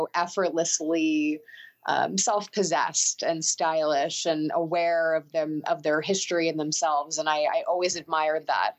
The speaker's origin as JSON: {"language": "English", "region": "New York", "country": "United States", "also_born_or_lived": "Moscow, Russia / London, United Kingdom", "said": "as a New Yorker"}